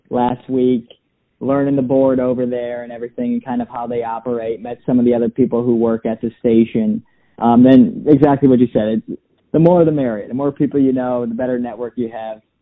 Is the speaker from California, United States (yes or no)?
no; Portland, Maine, United States; also born or lived in Columbus / Cleveland; Yeah, so I uh, was born in Columbus and I moved around a bit. Went to high school out in Portland, Maine.